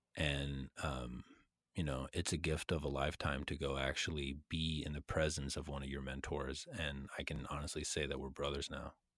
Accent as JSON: {"language": "English", "region": "a town in Texas north of Austin", "country": "United States", "moved": "as an adult", "said": "I was living in a town in Texas that was about an hour and 15 minutes north of Austin"}